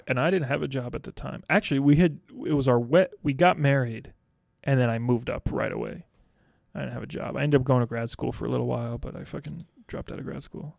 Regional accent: North Carolina, United States; I'm from North Carolina

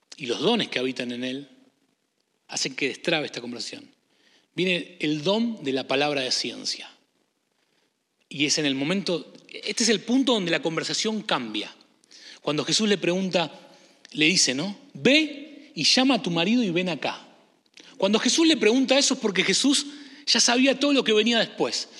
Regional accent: Argentina; also born or lived in Michigan / Illinois; now in Chicago, United States; Yo vengo de Argentina también

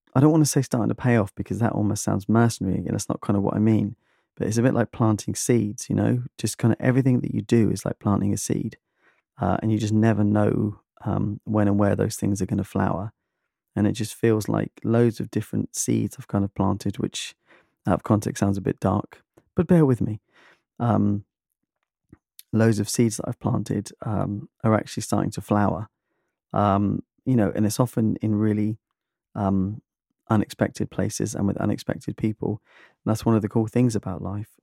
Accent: United Kingdom; I'm British

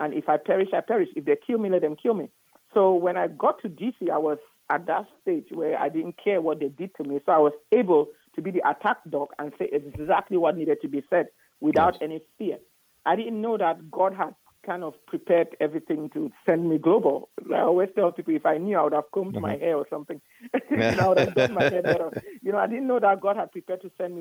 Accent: Cameroon; also born or lived in Nigeria / Houston, Texas; now in United States; I'm from Cameroon originally, but I went to medical school in Nigeria

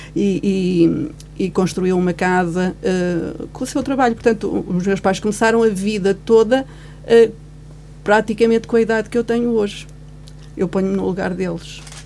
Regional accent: Guarda, Portugal; also born or lived in Angola; Eu nasci em 68 e nasci em Angola. Portanto, eu sou filha do 25 de Abril. Parida no 25 de Abril. Ou seja, foi o 25 de Abril que me fez vir para a Guarda

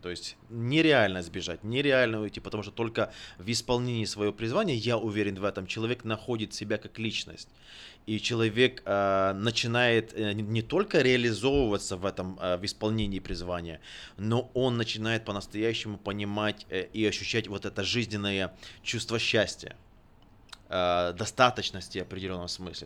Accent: Ukraine; moved away as an adult; also born or lived in Sacramento, United States; now in Kenya; Рожденный в Украине, закончил э, там же библейский колледж и Национальный технический университет. В 2006 году мигрировал в США

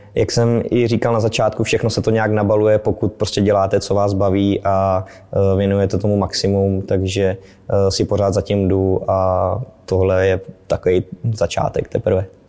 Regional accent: Prachatice, South Bohemian Region, Czechia; also born or lived in České Budějovice; tady navštěvoval místní Dynamo České Budějovice, kde jsem, kam jsem i vlastně z Prachatic dojížděl do školy fotbalové

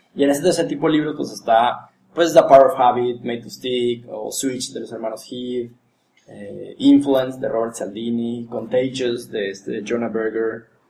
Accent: Monterrey, Nuevo León, Mexico; cómo somos los regios

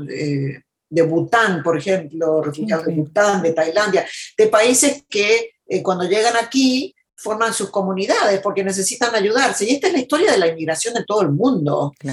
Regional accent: United States; born there; Yo nací en Estados Unidos, mis padres eh, argentinos, mi mamá era hija de sirios libaneses mi papá hijo de, de catalanes de España, Mm. Y yo nací aquí en Estados Unidos

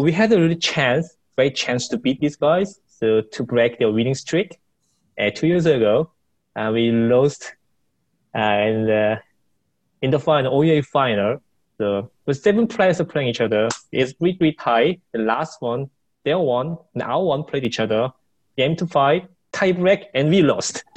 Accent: Seoul, South Korea; I was born and raised in Seoul.

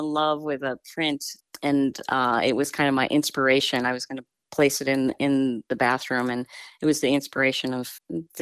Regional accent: Wisconsin, United States; moved away as an adult; also born or lived in Eugene, Oregon; now in Dundee, United States; I consider myself now an Oregonian, even though I grew up in Wisconsin.

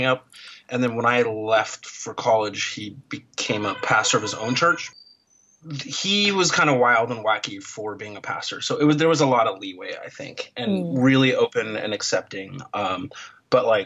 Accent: Portland, Oregon, United States; moved away as an adult; also born or lived in Akron, Ohio; now in Seattle, United States; I was born in Akron, Ohio in 1976. My parents moved to Portland pretty much immediately

